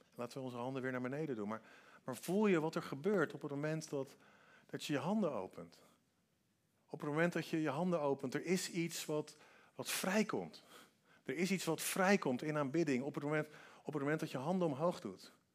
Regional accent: Netherlands; Wij denken als Hollanders

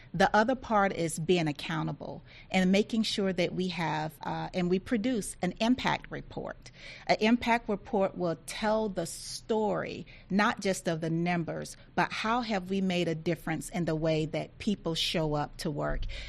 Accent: Thomson, Georgia, United States; I grew up uh, very, very poor in Thompson, Georgia, which is in rural Georgia.

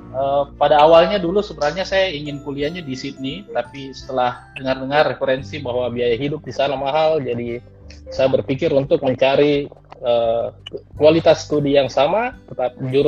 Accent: Sorong, Southwest Papua, Indonesia; now in Adelaide, Australia; Uh, saya itu asal dari Sorong

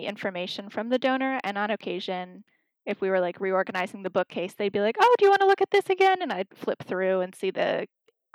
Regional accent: Northampton, Massachusetts, United States; born or raised there

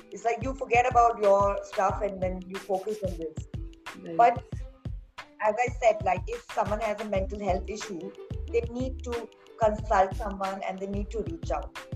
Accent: Pune, Maharashtra, India; born and brought up in Pune

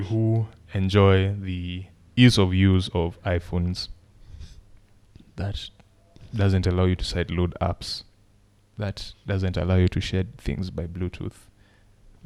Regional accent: Kenya; Kenya, my people

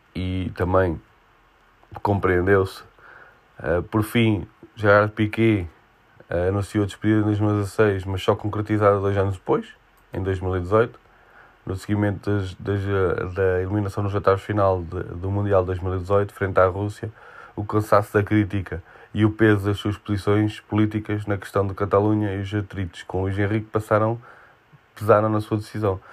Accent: Portugal; Como português

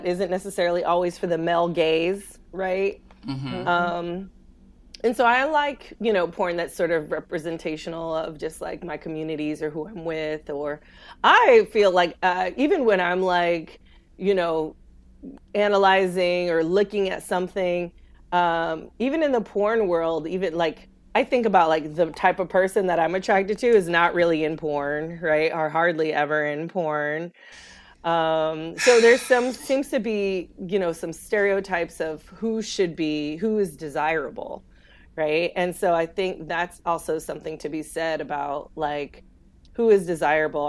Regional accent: California, United States; now in the South, United States; I grew up in California

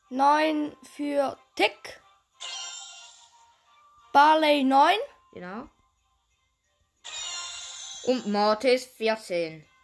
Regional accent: Switzerland; Also, zuerst, wir sind Schweizer, ja, was ihr wissen.

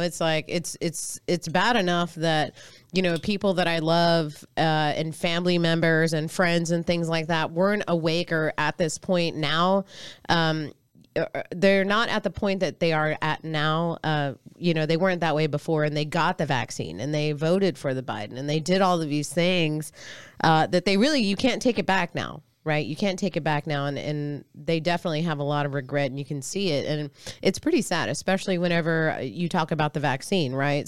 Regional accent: Austin, Texas, United States; from Austin

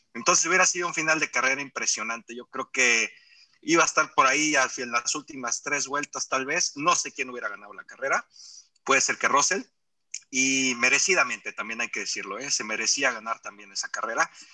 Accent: Mexico; como aficionado mexicano

